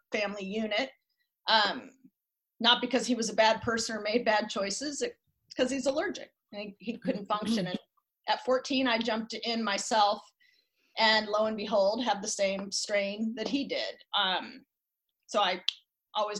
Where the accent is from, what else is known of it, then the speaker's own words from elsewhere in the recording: Lake Oswego, Oregon, United States; I was raised in Lake Oswego.